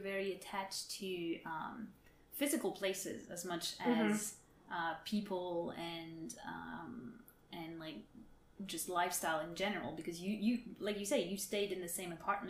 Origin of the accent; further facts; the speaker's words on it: Paris, Île-de-France, France; accent: French; English is a second language; moved away as an adult; now in Los Angeles, United States; listen to my accent will understand that that's where I'm from as well